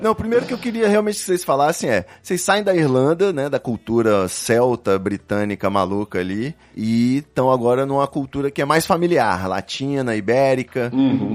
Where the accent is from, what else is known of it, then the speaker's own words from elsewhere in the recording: Rio de Janeiro, Brazil; now in Espírito Santo, Brazil; eu sou carioca, né? Moro aqui no Espírito Santo